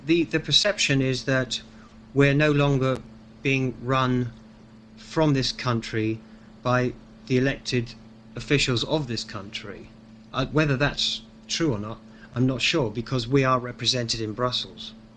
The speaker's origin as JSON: {"language": "English", "town": "Liverpool", "region": "North West England", "country": "United Kingdom", "tie": "born or raised there", "moved": "yes", "lives_now": "London, United Kingdom", "said": "I was born in Liverpool. I live in London"}